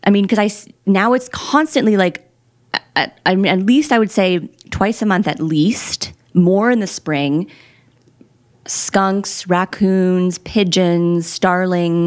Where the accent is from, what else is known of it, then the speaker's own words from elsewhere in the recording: Quebec, Canada; I grew up driving in Quebec